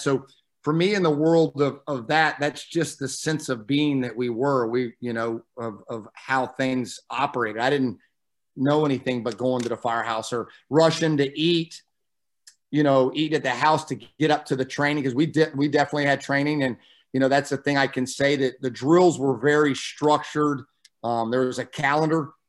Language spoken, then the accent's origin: English; Midway, Florida, United States; growing up in Midway, uh, my dad joined um, when he was stationed at Hurlburt Air Force Base